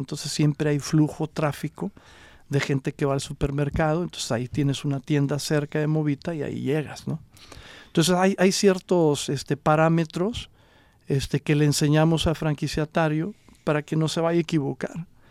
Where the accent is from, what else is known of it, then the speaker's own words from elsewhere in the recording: Coahuila, Mexico; first language Spanish; now in Los Angeles, United States; yo soy originario de Coahuila